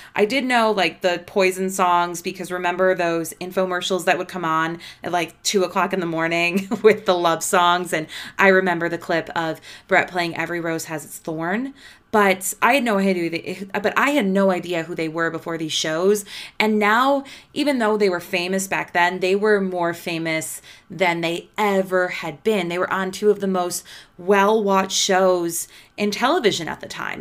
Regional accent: Midwest, United States; I'm just from the Midwest

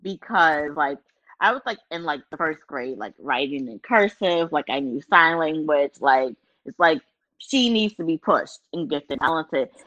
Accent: Baltimore, Maryland, United States; I'm from Baltimore

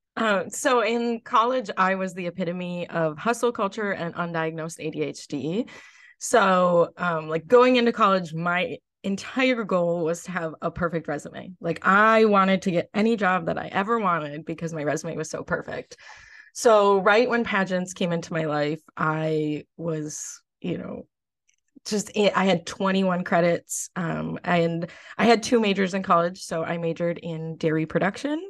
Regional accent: Lakeville, United States; I might run for Miss Lakeville in my hometown.

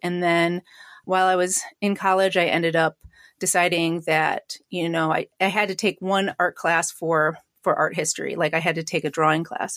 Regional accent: Syracuse, New York, United States; I grew up in Syracuse

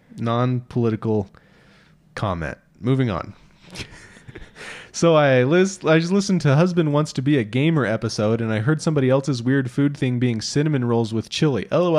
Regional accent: Iowa, United States; I grew up in Southeast Iowa, and we eat peanut butter sandwich on white bread dipped in our chili.

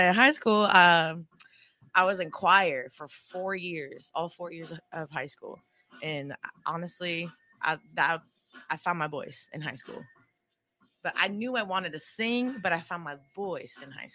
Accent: Oceanside, California, United States; also born or lived in Escondido, California; growing up in Oceanside

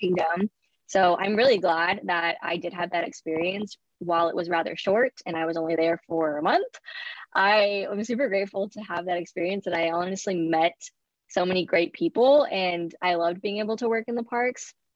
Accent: Bay Area, California, United States; I was born and raised in the Bay Area in California.

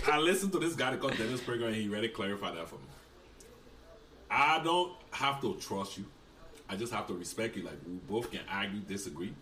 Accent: Liberia; now in United States; I was born in Liberia

